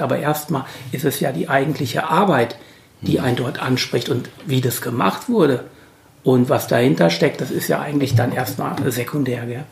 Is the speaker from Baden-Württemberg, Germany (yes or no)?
no; Hesse, Germany; moved away as an adult; now in Halle, Germany; ich bin ja eben aus Hesse